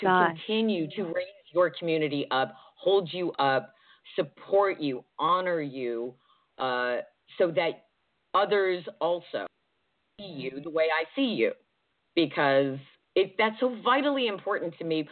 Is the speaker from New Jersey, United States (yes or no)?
yes; New Jersey, United States; also born or lived in Georgia; now in Pacific Northwest, United States; I'm originally from New Jersey